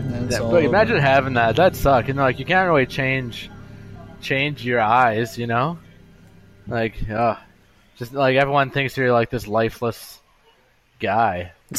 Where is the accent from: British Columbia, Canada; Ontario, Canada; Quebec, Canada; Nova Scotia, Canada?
British Columbia, Canada; Kelowna; Each year I'm away from Kelowna, people are like, I know this guy a little bit less.